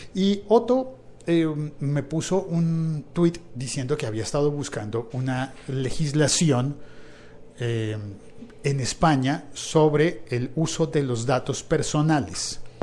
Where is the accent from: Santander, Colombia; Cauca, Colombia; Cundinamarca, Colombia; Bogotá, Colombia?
Bogotá, Colombia; mi ciudad, en Bogotá